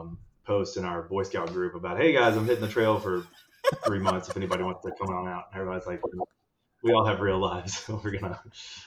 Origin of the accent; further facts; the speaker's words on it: North Carolina, United States; I'm from North Carolina, born and raised